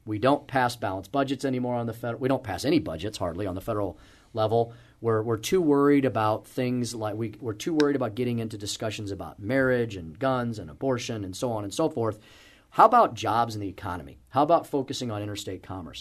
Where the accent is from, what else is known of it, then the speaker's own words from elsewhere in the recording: St. Louis, Missouri, United States; I grew up here, uh, went to school in the city, and purposefully came back, um, to, to my home state